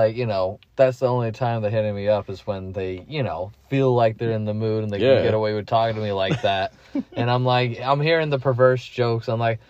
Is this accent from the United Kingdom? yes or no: yes; United Kingdom; See, with me, I'm a Brit, so I like to talk too fast.